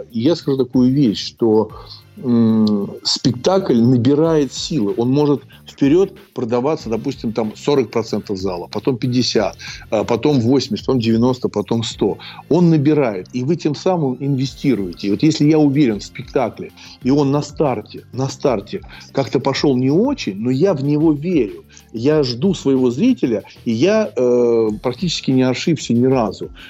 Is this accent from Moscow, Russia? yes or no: yes; Moscow, Russia; Ну, понимаете, я коренной москвич, и я не могу воспринимать это одним вот, вот одна улица там.